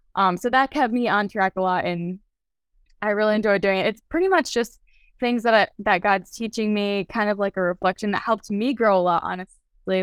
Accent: Lafayette, Indiana, United States; I'm from Lafayette, Indiana

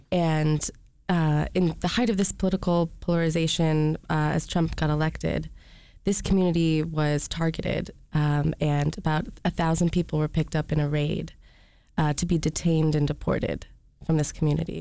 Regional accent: Rochester, Michigan, United States; moved away; also born or lived in California; I'm from Rochester, Michigan.

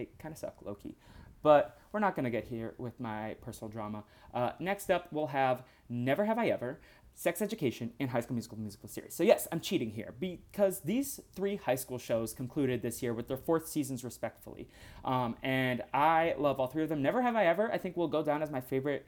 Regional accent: Boston, Massachusetts, United States; now in Southern California, United States; as a Bostonian

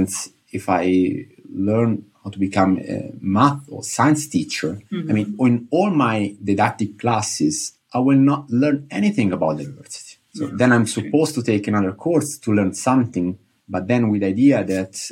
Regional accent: Italy; moved away as an adult; also born or lived in Nijmegen; I'm from Italy

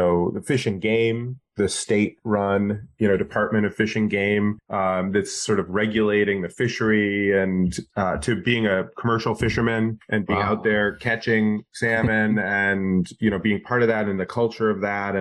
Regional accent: Alaska, United States; I grew up in Alaska

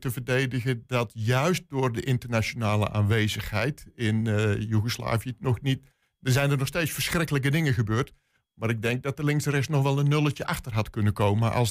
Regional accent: Netherlands; Ja, als Nederlander...

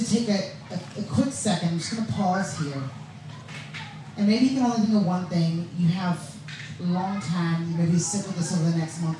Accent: the southern states of America, United States; I grew up in a black family in the southern states of America

